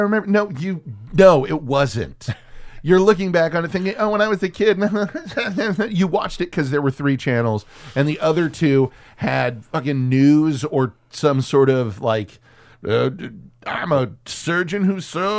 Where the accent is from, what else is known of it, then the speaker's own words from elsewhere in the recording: Texas, United States; Most of that growing up in Texas, what I can say for certain is anytime a güero